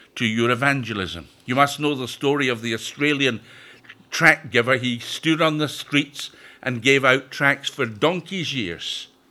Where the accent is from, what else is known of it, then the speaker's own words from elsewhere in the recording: Scotland, United Kingdom; also born or lived in Perthshire, Scotland; now in York, United Kingdom; I'm originally from Scotland, but my home has been in York since nineteen sixty-nine.